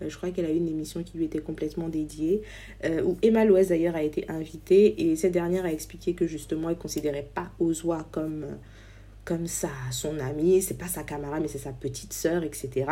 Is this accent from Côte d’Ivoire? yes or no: yes; Côte d’Ivoire; Ici, nous allons parler de notre culture en tant qu'ivoirien, de ce que nous avons de si particulier en Afrique, des réalités de notre société, de notre musique, de notre diaspora